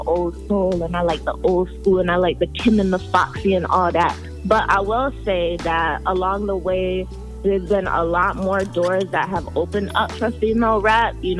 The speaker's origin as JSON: {"language": "English", "country": "Jamaica", "moved": "yes", "lives_now": "Hartford, United States", "said": "I'm Jamaican, if you can't tell, but... My family, they moved from Jamaica to Hartford about like 30-some years ago."}